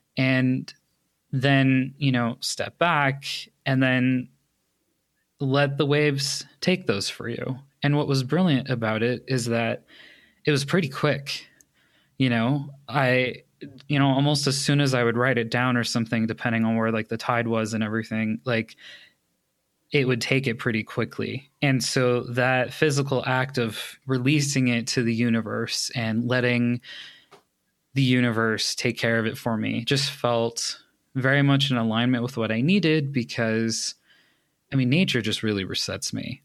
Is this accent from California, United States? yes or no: yes; Los Angeles, California, United States; moved away as an adult; now in Colorado, United States; I was born in Los Angeles. I lived there up until August of twenty nineteen